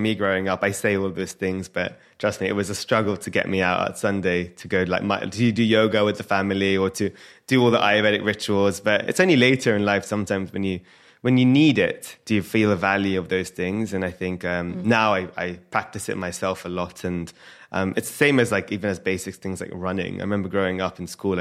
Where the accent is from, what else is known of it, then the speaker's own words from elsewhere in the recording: London, United Kingdom; moved away; also born or lived in Hertfordshire; I grew up in Edgware and then I moved to Hertfordshire.